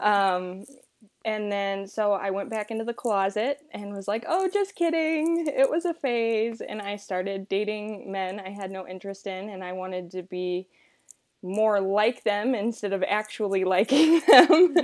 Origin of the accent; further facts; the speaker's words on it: Rock Hill, South Carolina, United States; I'm from Rock Hill, South Carolina